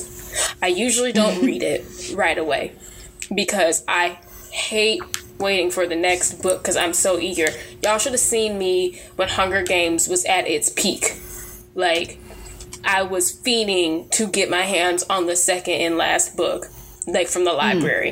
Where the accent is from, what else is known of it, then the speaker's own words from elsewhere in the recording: United States; I African American, born and raised in America